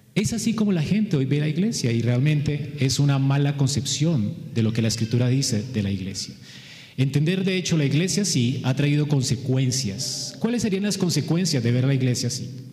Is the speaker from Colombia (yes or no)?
yes; Colombia; todos somos aquí colombianos